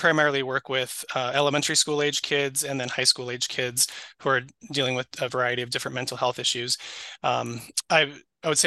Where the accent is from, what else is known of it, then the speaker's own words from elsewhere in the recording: Twin Cities area, Minnesota, United States; also born or lived in Provo, Utah / Idaho; now in Rochester, United States; So born and raised in Minnesota. So not in Rochester, but I was born and raised up in the Twin Cities area. So Minneapolis, St. Paul suburbs